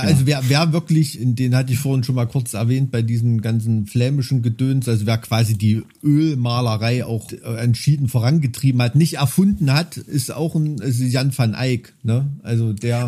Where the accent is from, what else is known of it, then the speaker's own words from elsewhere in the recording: Thuringia, Germany; als Thüringer